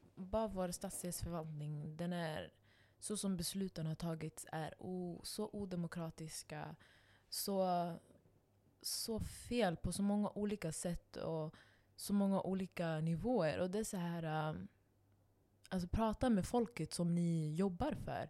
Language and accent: Swedish; Stockholm, Stockholm County, Sweden; Alltså, för jag växte upp där. Jag växte upp på reaktor. Jag växte upp på eh, Husby ungdomsgård